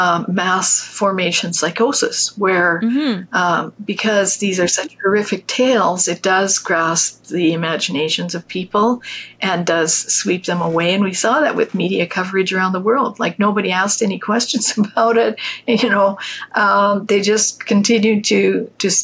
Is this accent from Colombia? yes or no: no; Canada; I'm a Canadian too.